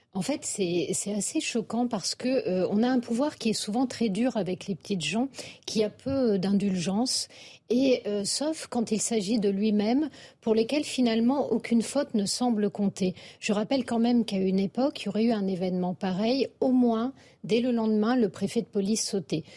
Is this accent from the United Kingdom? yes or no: no; France; en tant que Français